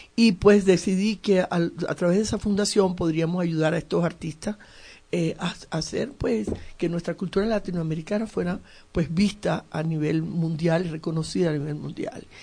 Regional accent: Venezuela; also born or lived in Cuba; Nací en Cuba y me fui a Venezuela desde muy niña.

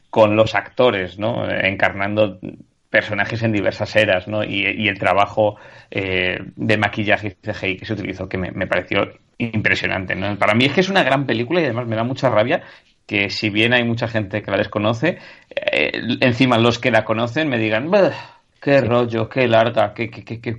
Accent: Spain; moved away; Yo, yo me lo llevé también cuando me fui a vivir fuera de España y fue como, bueno, mis momentos de soledad así

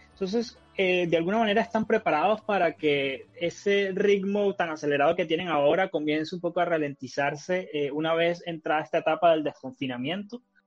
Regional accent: Venezuela; now in Chile; en Venezuela, que es de donde yo soy

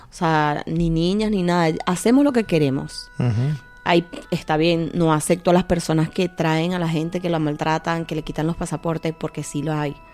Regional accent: Venezuela; now in Spain

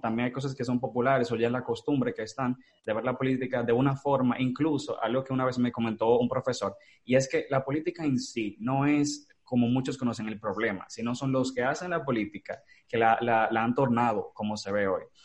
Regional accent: Dominican Republic; yo soy dominicano soy orgulloso

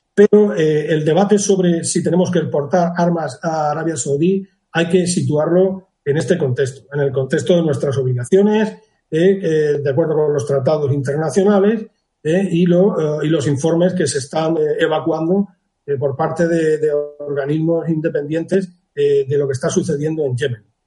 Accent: Region of Murcia, Spain; now in Cádiz, Spain; yo soy murciano

